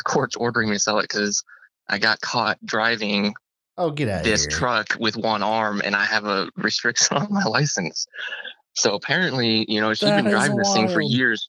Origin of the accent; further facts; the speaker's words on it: Washington, United States; I grew up in Washington State